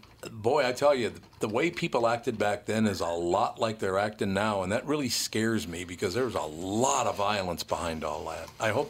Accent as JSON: {"language": "English", "town": "Minneapolis", "region": "Minnesota", "country": "United States", "tie": "born or raised there", "said": "the area in which I grew up here in Minneapolis"}